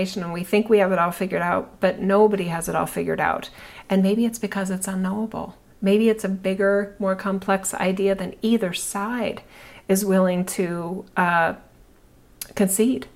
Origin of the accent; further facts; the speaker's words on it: United States; I'm an American citizen